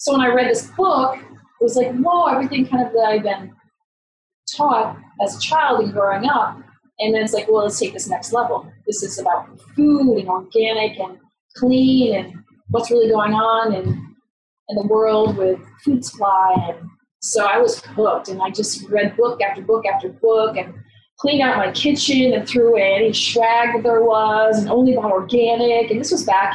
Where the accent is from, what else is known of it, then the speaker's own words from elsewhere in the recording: United States; moved away as an adult; now in Canada; I'm originally born and raised in America